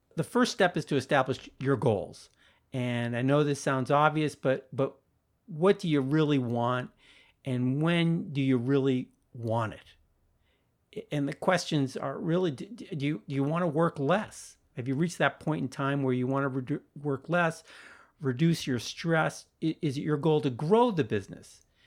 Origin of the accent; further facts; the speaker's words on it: Sharon, Massachusetts, United States; my hometown of Sharon, Massachusetts